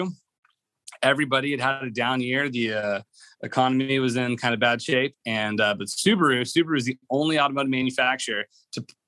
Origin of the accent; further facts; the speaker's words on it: McKinney, Texas, United States; I was actually born and raised in McKinney, Texas